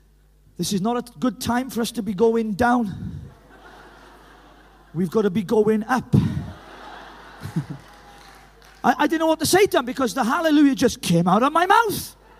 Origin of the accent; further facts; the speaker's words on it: Llanelli, Wales, United Kingdom; You're checking that I am Welsh. Do you think this accent is put on, do you? I'm from Llanelli. You can't get more Welsh than that.